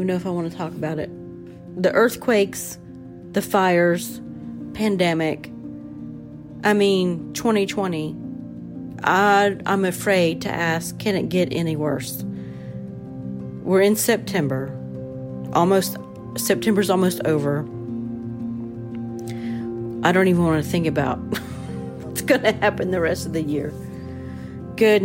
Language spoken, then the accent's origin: English; Southern Ohio, United States; moved away as an adult; now in Huntsville, United States; I grew up in Southern Ohio. And as an adult, I moved to Alabama